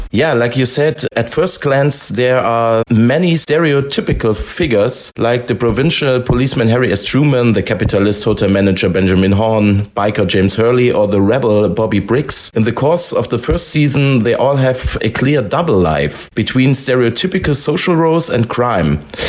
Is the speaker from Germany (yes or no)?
yes; Germany; English is a second language; We are from Germany